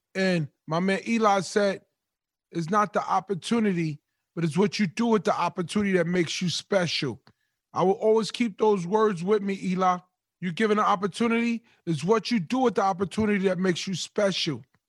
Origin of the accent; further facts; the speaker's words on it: New York, United States; I'm from New York